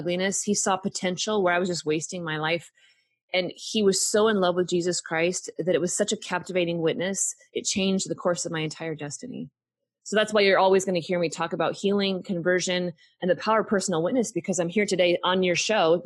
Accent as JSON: {"language": "English", "region": "Pacific Northwest", "country": "United States", "tie": "born or raised there", "moved": "yes", "lives_now": "Texas, United States", "said": "I grew up in the Pacific Northwest in the rainy Northwest"}